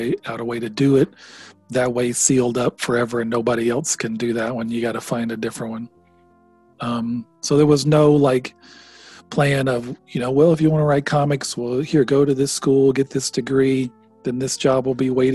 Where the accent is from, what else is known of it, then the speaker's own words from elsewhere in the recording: Jasper, Alabama, United States; I grew up in Jasper, in a small town